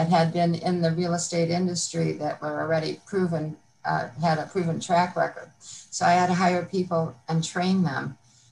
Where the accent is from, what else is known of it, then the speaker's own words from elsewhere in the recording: Chicago, Illinois, United States; I grew up on the northwest side of Chicago in Jefferson Park and Norwood Park.